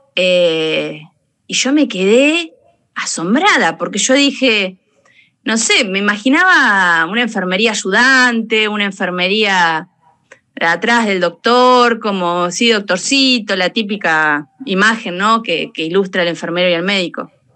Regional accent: Macachín, La Pampa, Argentina; moved away; also born or lived in Anchorena; yo soy de La Pampa, de Macachín

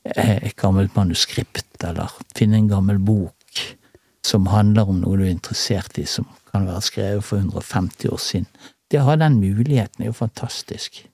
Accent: Bergen, Vestland, Norway; born or raised there; also born or lived in Salhus / Åsane / Paradis

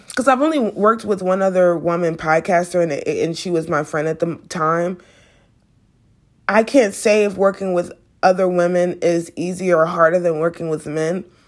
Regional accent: United States; me being an American

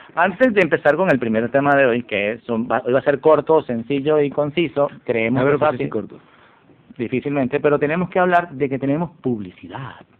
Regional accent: eastern Venezuela, Venezuela; also born or lived in Caracas; yo nací en Caracas, pero vi mucho, mucho tiempo en Oriente, 20 años de mi vida

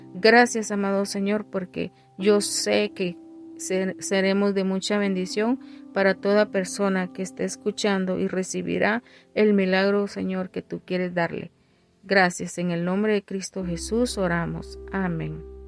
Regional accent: Guatemala; moved away; mi país de origen, que es Guatemala

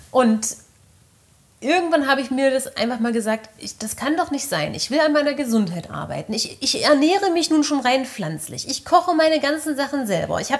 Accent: Germany; ja, ich bin halt klassisch in der DDR groß geworden.

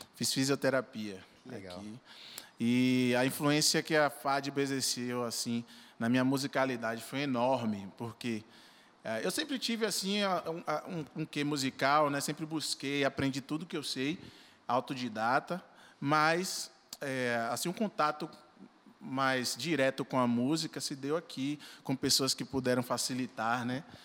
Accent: Salvador, Bahia, Brazil; Sou natural de Salvador

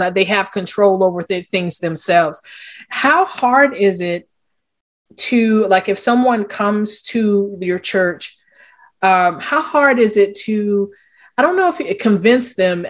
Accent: Wilmington, Delaware, United States; I'm from Wilmington, Delaware

